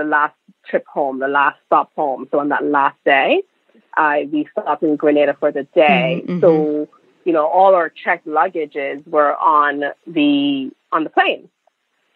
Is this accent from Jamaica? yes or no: yes; Jamaica; moved away as an adult; now in New England, United States; I was born and raised in Jamaica